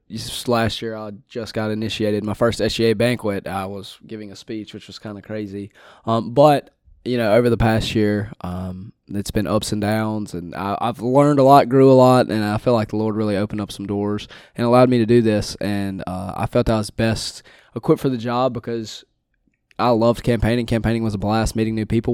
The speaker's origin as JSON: {"language": "English", "town": "Winsboro", "region": "Louisiana", "country": "United States", "said": "I'm from the big city of Winsboro, Louisiana"}